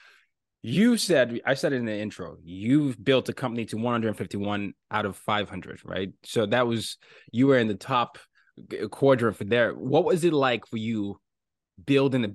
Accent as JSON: {"language": "English", "country": "Nigeria", "said": "I'm from Nigeria. We were colonized by England"}